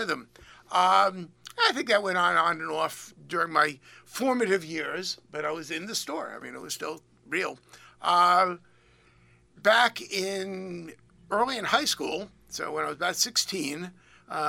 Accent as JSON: {"language": "English", "town": "Willimantic", "region": "Connecticut", "country": "United States", "tie": "born or raised there", "said": "I was born in the Windham Memorial Hospital, obviously, back in 1953."}